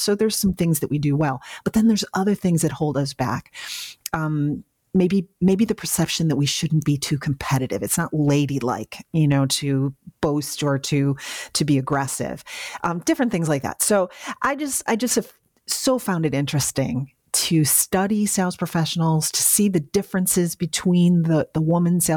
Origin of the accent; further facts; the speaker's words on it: Western New York, United States; moved away; So you can take a girl out of Western New York, but you can't take the Western New York out of the girl